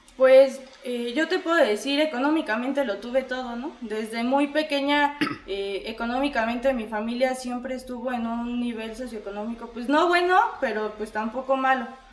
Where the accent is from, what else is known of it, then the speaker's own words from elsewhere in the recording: Puebla, Mexico; soy de la ciudad de Puebla